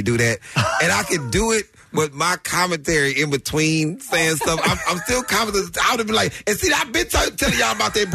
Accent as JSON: {"language": "English", "town": "Houston", "region": "Texas", "country": "United States", "tie": "born or raised there", "said": "I grew up in Houston"}